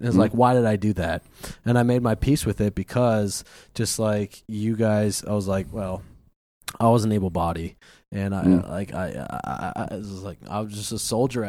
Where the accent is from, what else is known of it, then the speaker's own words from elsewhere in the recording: St. Paul, Minnesota, United States; moved away as an adult; I'm from St. Paul, Minnesota.